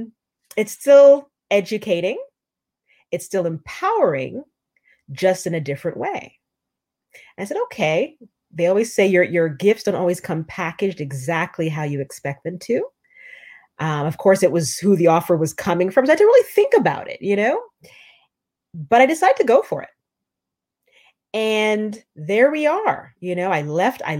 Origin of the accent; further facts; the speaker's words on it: Canada; moved away as an adult; now in New York, United States; I'm Canadian